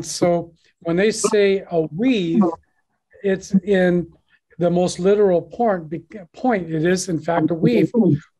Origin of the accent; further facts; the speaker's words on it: United States; moved away as an adult; now in Guangzhou, China; I'm an American. I've been here for 22 years